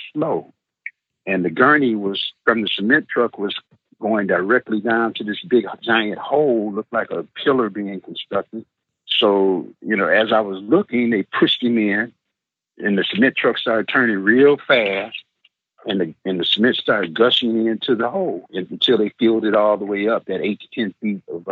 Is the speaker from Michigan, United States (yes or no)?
yes; Benton Harbor, Michigan, United States; also born or lived in Detroit, Michigan; I was in Benton Harbor, Michigan, my hometown